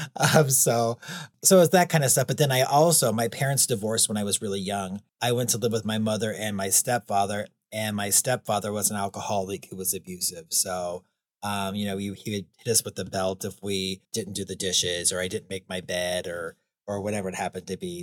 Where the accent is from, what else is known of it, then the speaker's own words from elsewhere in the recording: United States; I was from the United States. I had never been out of the United States by that point